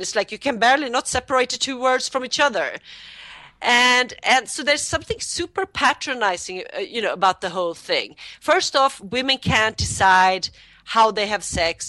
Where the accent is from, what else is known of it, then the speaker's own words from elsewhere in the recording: Sweden; I'm from Sweden